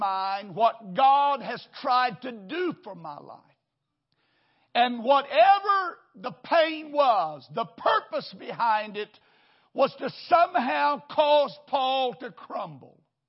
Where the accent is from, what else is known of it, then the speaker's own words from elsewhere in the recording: Wichita Falls, Texas, United States; now in Houston, United States; I grew up in a little church in Wichita Falls.